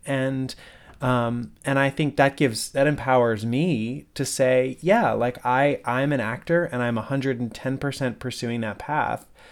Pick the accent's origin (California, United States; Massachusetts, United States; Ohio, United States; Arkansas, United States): Massachusetts, United States; West Springfield; I grew up in West Springfield, just down the road.